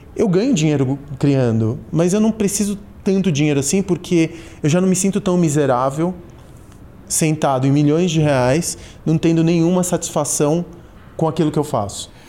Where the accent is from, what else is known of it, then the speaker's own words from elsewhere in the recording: São Paulo, Brazil; also born or lived in Argentina; eu sou da Santa Cecília, quando eu cheguei da Argentina eu vim para Santa Cecília. Meu refúgio foi ser paulistano